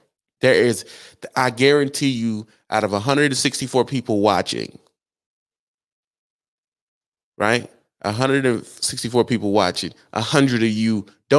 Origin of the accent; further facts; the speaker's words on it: Southern United States, United States; Yeah, most of y'all, I come from the South.